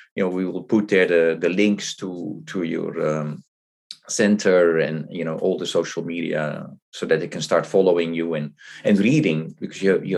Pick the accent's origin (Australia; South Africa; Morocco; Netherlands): Netherlands; my Swedish is not good enough. I thought, you know, I'm from the Netherlands, I will be able to understand